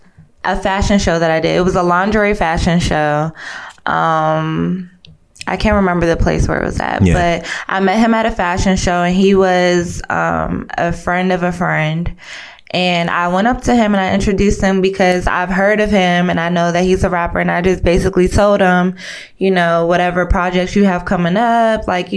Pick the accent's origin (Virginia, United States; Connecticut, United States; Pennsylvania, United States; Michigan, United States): Virginia, United States; Fort Belvoir; born there; I was born in VA, Military Hospital, Fort Belvoir.